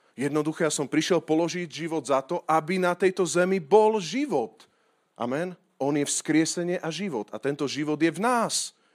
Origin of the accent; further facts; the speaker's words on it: Slovakia; ja som hrdý Slovák